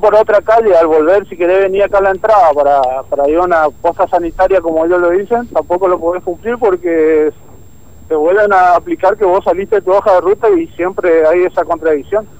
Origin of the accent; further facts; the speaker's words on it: Potrero Norte, Formosa, Argentina; Yo soy de Potrero Norte.